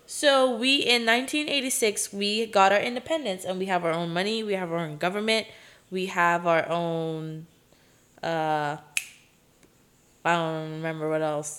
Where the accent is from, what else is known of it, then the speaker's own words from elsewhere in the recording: Aruba; accent: Caribbean; English is a second language; now in Los Angeles, United States; where I'm from in Aruba, especially like my city